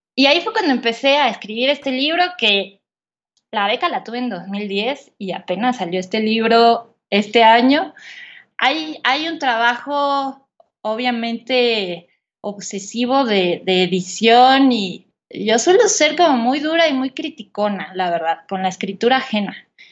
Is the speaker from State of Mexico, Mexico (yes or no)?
yes; Polotitlán, State of Mexico, Mexico; moved away as an adult; yo nací en la Ciudad de México eh, en el 86, eh, pero cuando tenía seis años, mi familia y yo nos mudamos al pueblo de mi madre, que se llama Polotitlán de la Ilustración